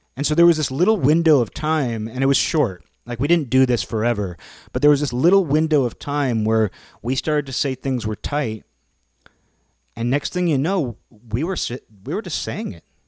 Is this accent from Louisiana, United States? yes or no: no; Seattle, Washington, United States; growing up in the Seattle area.